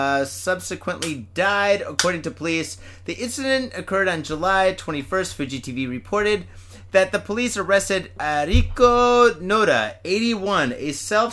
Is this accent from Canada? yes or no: no; India; now in Japan; I am from India. I am not from Iraq or Iran. Leave me alone.